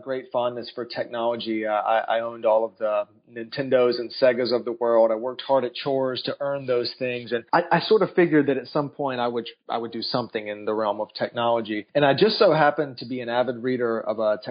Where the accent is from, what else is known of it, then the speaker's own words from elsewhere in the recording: North Carolina, United States; I grew up in North Carolina